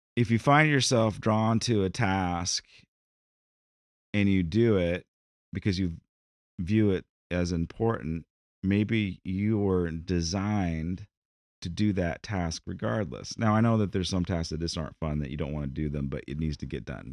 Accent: United States; American D N A, in our mantra, in, in who we are, our national identity

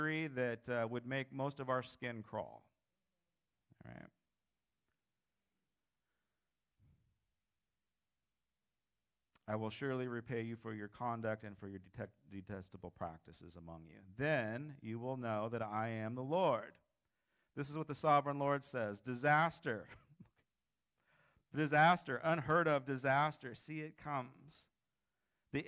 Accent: United States; I'm an American

